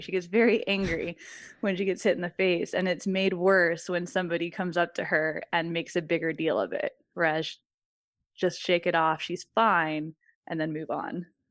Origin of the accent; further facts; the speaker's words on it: Virginia, United States; moved away as an adult; now in Phoenix, United States; I grew up in Virginia